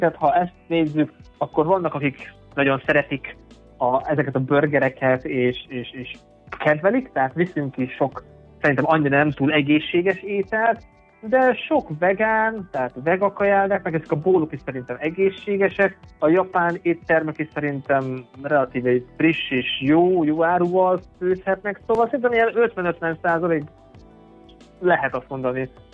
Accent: Mezőkövesd, Borsod-Abaúj-Zemplén, Hungary; moved away as an adult; also born or lived in Nyíregyháza / Eger; now in Vienna, Austria; Én amúgy mezőkövesden születtem, oda is költöztem vissza a főiskola után.

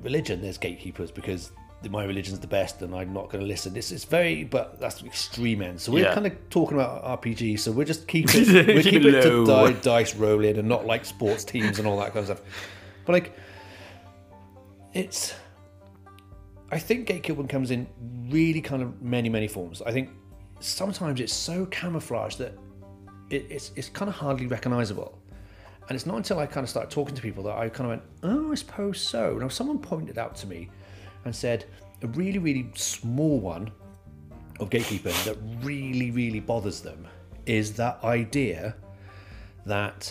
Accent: near Brighton, South East England, United Kingdom; now in Wales, United Kingdom; I live in Wales, but I was born in England, South England, right next to Brighton.

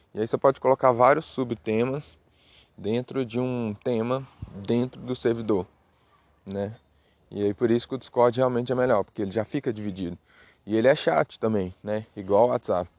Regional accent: Minas Gerais, Brazil; eu sou de Minas, Minas Gerais, né? Então aqui em Minas Gerais a gente tem esses costumes

